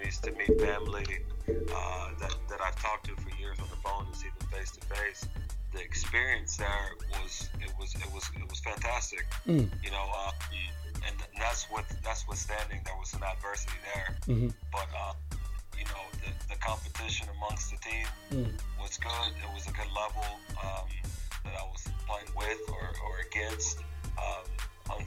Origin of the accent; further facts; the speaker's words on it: Oklahoma, United States; I grew up in Oklahoma, in an area that's you know, socioeconomically very, very low